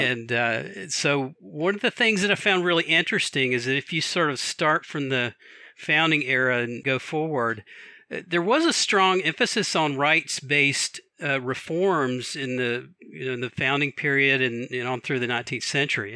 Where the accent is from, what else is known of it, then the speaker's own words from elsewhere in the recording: Atlanta, Georgia, United States; also born or lived in Washington, D.C. area / Alexandria, Virginia; now in Takoma Park, United States; I actually gr-, gr-, grew up in Atlanta, Georgia, but I've lived here, I think, longer than I've lived anywhere else